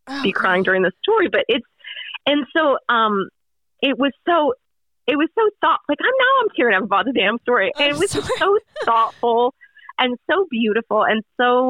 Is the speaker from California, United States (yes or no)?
no; Cleveland, Ohio, United States; now in Charlotte, United States; I'm from Cleveland, Ohio